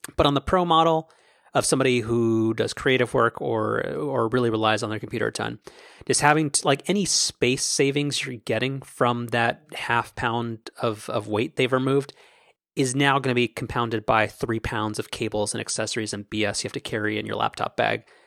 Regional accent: United States; I'm an American

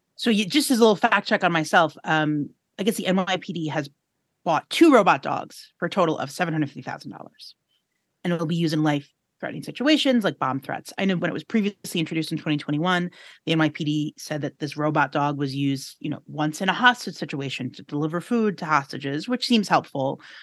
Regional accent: New York City, New York, United States; I'm from New York City, which I'm very proud

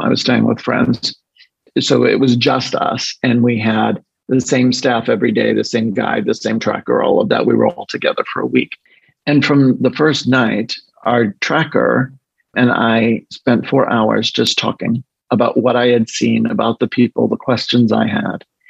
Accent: Northeast coast of the United States, United States; moved away as an adult; also born or lived in the South (US) / Chicago / Washington, D.C.; Well, I not only grew up in the States, I grew up in the Northeast coast as well, but of the United States.

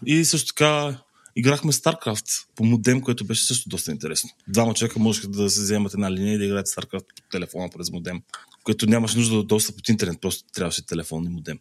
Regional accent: Ruse, Ruse Province, Bulgaria; аз съм от Русе

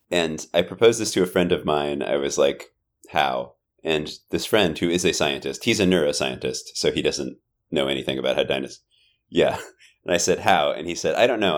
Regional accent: South Bay, California, United States; first language English; I grew up in the South Bay

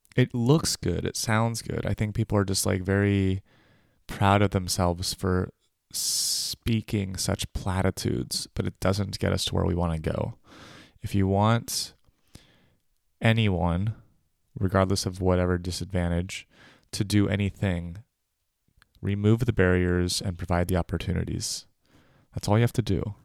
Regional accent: United States; moved away as an adult; also born or lived in California / New York; now in Berlin, Germany; I'm an American

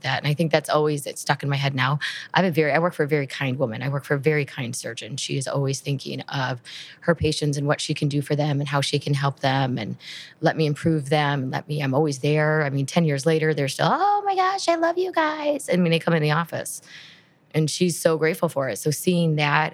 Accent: Midwest, United States; I'm from the Midwest

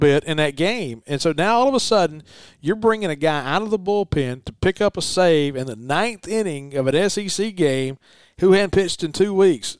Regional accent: Winston County, Mississippi, United States; I'm originally from Natawaya, Winston County, the bottom half of the county

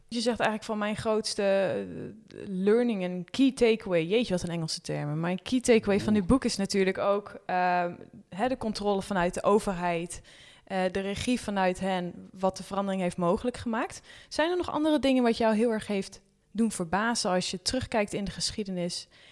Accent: Netherlands; als Nederlander

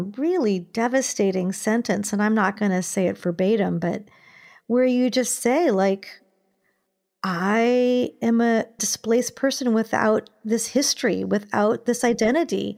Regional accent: Ohio, United States; I grew up in Ohio

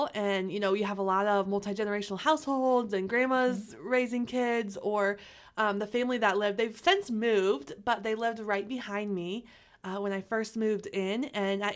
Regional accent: Omaha, Nebraska, United States; I've lived in Omaha my entire life. So I grew up in North Omaha for 8 years

